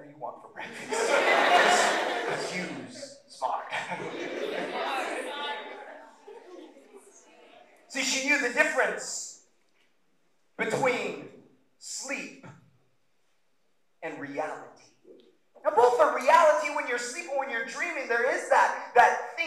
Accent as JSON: {"language": "English", "town": "Roseburg", "region": "Oregon", "country": "United States", "tie": "born or raised there", "said": "I grew up in Roseburg"}